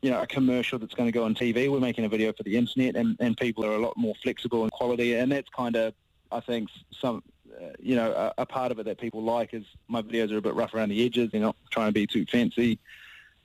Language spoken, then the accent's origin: English; New Zealand; as a Kiwi